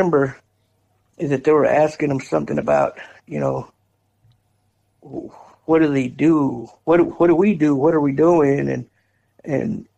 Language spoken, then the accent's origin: English; West Texas, United States; also born or lived in Houston, Texas; I was born and raised in West Texas, somewhere between Amarillo and Odessa.